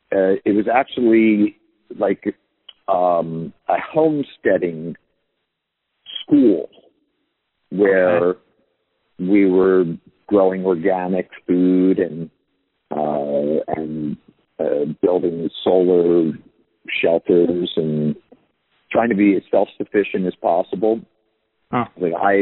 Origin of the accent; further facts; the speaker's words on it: Philadelphia, Pennsylvania, United States; Born and raised in Philadelphia.